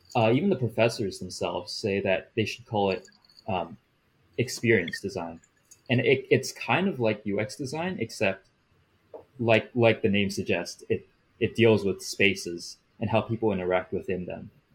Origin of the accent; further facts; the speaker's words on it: Bay Area, California, United States; I was born in the Bay Area and I've lived here for my whole life